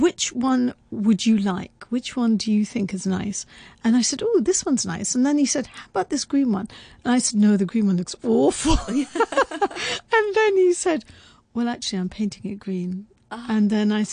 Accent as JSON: {"language": "English", "country": "United Kingdom", "said": "I'm also very British"}